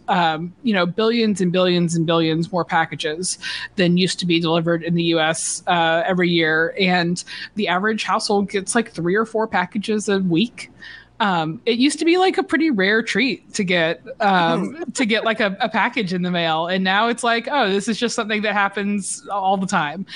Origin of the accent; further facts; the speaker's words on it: Georgia, United States; moved away as an adult; now in New York, United States; I'm from Georgia